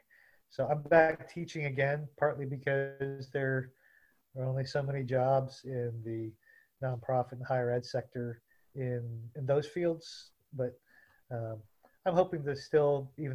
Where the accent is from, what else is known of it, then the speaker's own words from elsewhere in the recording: Southeast Texas, United States; for me growing up in Southeast Texas.